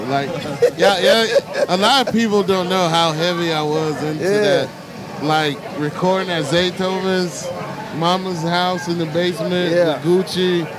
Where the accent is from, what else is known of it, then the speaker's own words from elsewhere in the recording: Florence, Alabama, United States; Okay, I grew up in Florence, Alabama.